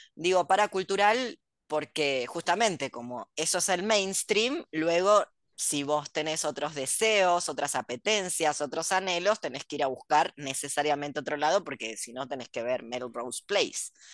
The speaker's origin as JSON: {"language": "Spanish", "country": "Argentina", "said": "soy argentina"}